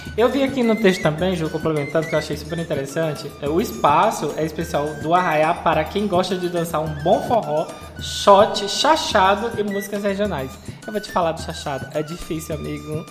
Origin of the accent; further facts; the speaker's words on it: Piauí, Brazil; Eu sou do Piauí